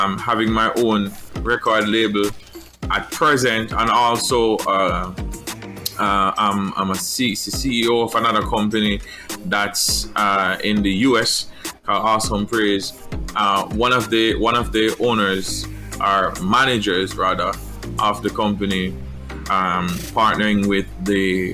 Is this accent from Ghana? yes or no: no; Portland, Jamaica; originally from Jamaica, I grew up in Portland.